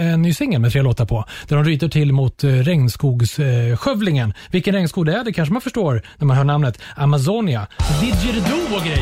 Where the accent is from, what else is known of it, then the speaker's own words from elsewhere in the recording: Upplands Väsby, Stockholm County, Sweden; Men vi är från Väsby